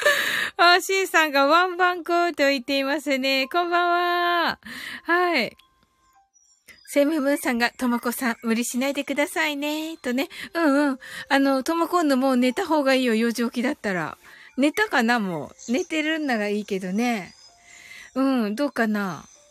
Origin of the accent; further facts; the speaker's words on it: Kyushu, Japan; 私、九州人なんで